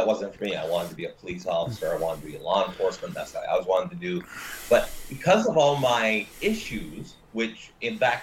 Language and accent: English; Niagara Falls, Ontario, Canada; Well, I am Canadian, mm-hmm. and I am from Niagara Falls, Canada, and that's in Ontario, in the province of Ontario.